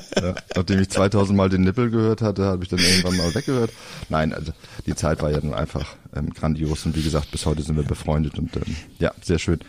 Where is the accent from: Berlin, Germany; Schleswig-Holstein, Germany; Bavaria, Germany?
Schleswig-Holstein, Germany; Flensburg; ich komme ja aus Flensburg, altes Gymnasium damals